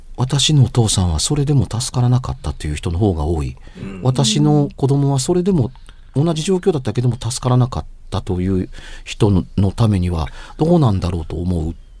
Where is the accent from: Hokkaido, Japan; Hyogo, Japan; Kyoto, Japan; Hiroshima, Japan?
Hyogo, Japan; Amagasaki; 大阪の出身というか、尼崎の出身やから